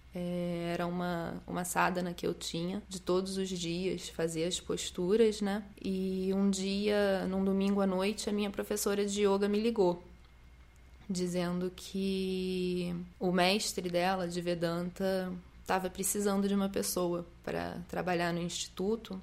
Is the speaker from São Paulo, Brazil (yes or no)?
no; Petrópolis, Rio de Janeiro, Brazil; moved away as an adult; now in Rio de Janeiro, Brazil; saí de Petrópolis, que foi onde eu fui criada, vim para o Rio de Janeiro morar com o meu namorado